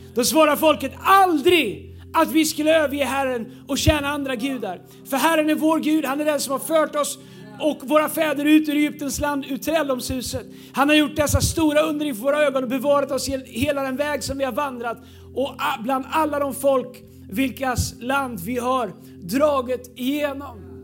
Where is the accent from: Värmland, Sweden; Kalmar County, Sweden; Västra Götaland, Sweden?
Västra Götaland, Sweden; Tidaholm; now in Stockholm, Sweden; När jag växte upp i Pingstkyrkan i Tidaholm